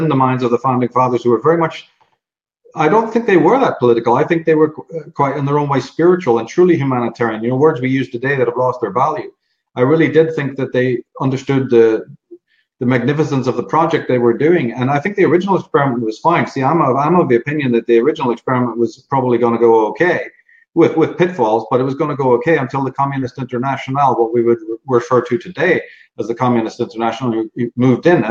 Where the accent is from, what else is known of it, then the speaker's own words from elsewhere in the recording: Ireland; moved away as an adult; also born or lived in London; now in United States; I'm born in Ireland, grew up in Ireland, but spent a lot of time in London